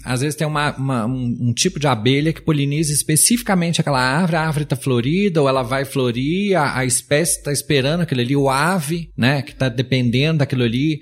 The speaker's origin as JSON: {"language": "Portuguese", "country": "Brazil", "said": "como brasileiro"}